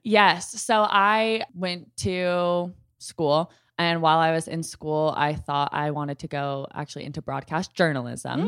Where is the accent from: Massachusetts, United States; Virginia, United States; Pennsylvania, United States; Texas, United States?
Texas, United States; Dallas; I'm from Dallas